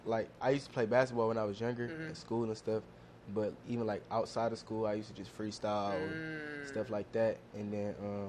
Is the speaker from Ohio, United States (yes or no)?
yes; Cleveland, Ohio, United States; For me, I'm from Cleveland, the west side.